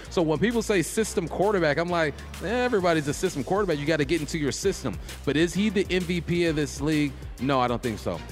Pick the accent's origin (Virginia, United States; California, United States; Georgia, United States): California, United States; I'm from Cali. We from Cali